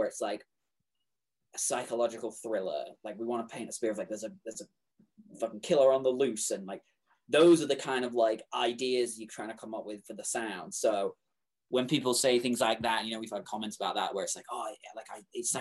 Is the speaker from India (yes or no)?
no; England, United Kingdom; moved away; I'm English